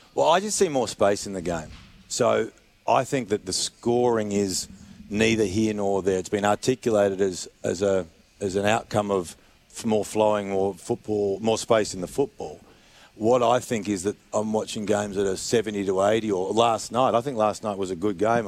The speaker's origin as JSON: {"language": "English", "region": "South Australia", "country": "Australia", "said": "I'm South Australian."}